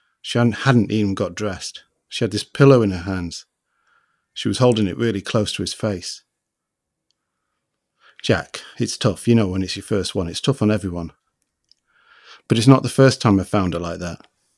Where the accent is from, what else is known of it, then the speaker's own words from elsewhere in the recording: Liberia; born there; She's a Liberian writer. I was born in Liberia and...